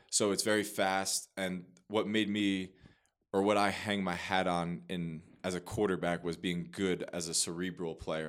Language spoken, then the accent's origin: English; Manasquan, New Jersey, United States; moved away as an adult; I am born and raised in New Jersey, Monmouth County, so Manasquan, New Jersey.